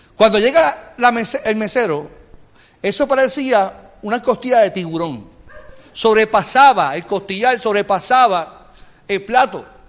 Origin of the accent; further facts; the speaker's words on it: Carolina, Puerto Rico; yo vengo de Carolina, soy un tipo de, Carolina